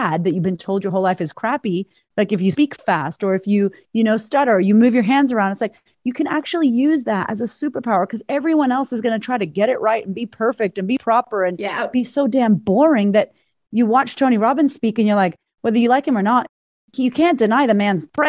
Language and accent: English; Puerto Rico; now in Australia; I'm an American Puerto Rican woman living in Australia. You know, there's no Puerto Ricans here.